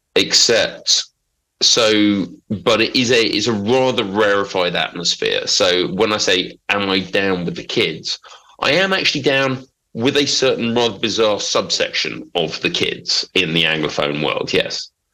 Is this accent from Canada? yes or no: no; London, United Kingdom; moved away; also born or lived in Norfolk / Manchester; I'm from Big Smoke